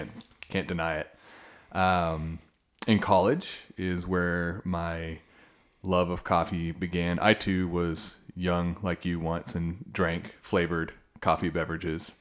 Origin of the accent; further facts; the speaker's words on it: Western Kansas, United States; now in Stillwater, United States; I hail from Western Kansas, kind of all over the map there in my past.